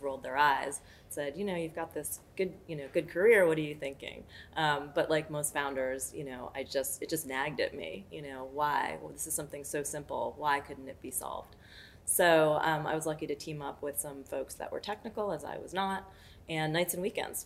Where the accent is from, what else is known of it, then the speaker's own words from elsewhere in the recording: New York City, New York, United States; born and raised in New York City